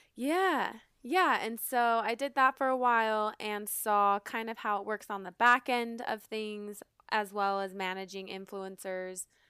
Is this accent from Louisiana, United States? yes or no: no; Salt Lake City, Utah, United States; also born or lived in Los Angeles; I was born and raised in Salt Lake City, Utah.